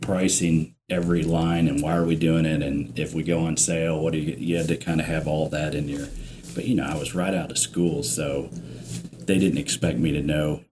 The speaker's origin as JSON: {"language": "English", "region": "Indiana", "country": "United States", "tie": "born or raised there", "said": "I grew up in Indiana"}